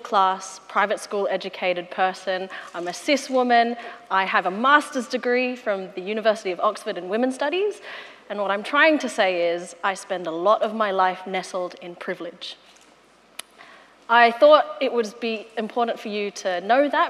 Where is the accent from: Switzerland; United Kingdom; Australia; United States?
Australia; as an Australian woman